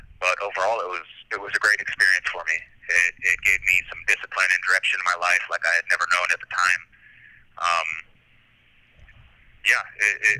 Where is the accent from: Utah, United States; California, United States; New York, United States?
California, United States; Santa Maria; moved away as an adult; also born or lived in Kentucky; now in California, United States; I'm from Santa Maria, born and raised, spent my formative years there, and I lived there until I was 19